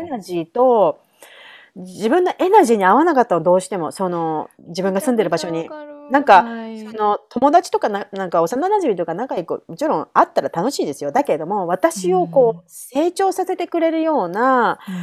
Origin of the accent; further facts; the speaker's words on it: Kanagawa, Japan; moved away as an adult; now in New York, United States; 私は神奈川出身